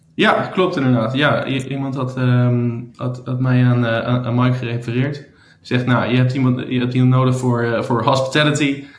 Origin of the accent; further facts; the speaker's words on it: Amsterdam, North Holland, Netherlands; also born or lived in United States; in vele hotels eh, gewerkt in Amsterdam, ehm, waar ik vandaan kom.